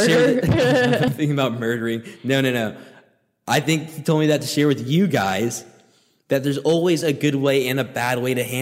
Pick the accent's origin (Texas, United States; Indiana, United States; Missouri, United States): Texas, United States; now in Miami, United States; I'm from Texas